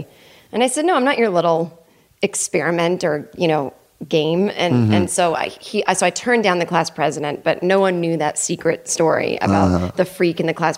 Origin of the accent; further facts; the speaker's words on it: right outside of Boston, Massachusetts, United States; now in Los Angeles, United States; I grew up in Massachusetts, right outside of Boston.